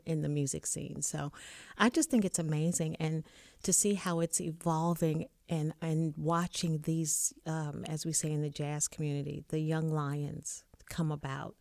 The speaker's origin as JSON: {"language": "English", "town": "Richmond", "region": "Virginia", "country": "United States", "said": "I am from Richmond, Virginia"}